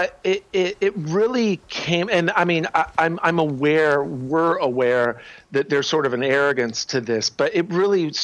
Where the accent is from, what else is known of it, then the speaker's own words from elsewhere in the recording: Ohio, United States; moved away; also born or lived in Paris / Cambridge / New York / San Francisco; I grew up in Ohio